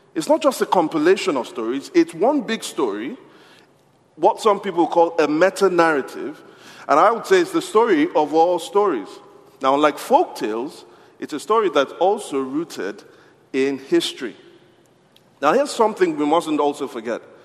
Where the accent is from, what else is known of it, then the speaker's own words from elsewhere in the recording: Nigeria; I'm from Nigeria